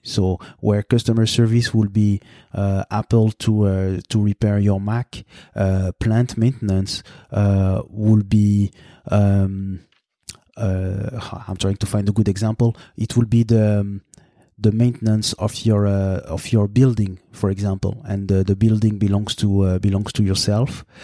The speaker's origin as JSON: {"language": "English", "town": "Montreal", "region": "Quebec", "country": "Canada", "tie": "born or raised there", "said": "Montreal, which is my, uh, th-, this is, this is my hometown, basically"}